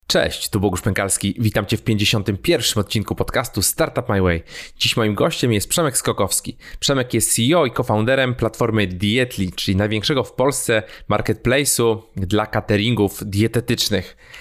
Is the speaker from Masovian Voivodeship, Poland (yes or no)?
yes; Warsaw, Masovian Voivodeship, Poland; ja jestem z Warszawy, tutaj z Warszawy nadaję.